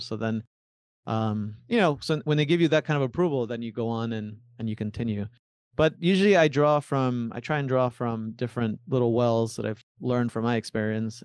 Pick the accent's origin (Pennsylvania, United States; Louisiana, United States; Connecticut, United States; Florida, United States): Florida, United States; Miami; also born or lived in Buenos Aires, Argentina / Tandil, Argentina; My parents moved us, uh, to Miami, Florida when I was five years old. I was raised in, in Florida